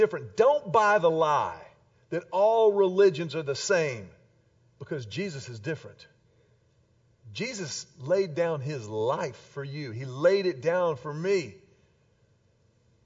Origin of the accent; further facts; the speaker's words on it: Houston, Texas, United States; When I was a kid growing up in Houston